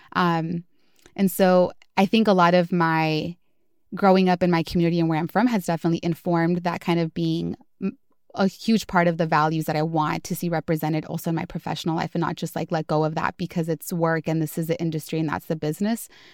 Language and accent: English; Los Angeles, California, United States; moved away as an adult; also born or lived in Atlanta, Georgia; now in San Francisco Bay Area, United States; was born and raised in Southeast Los Angeles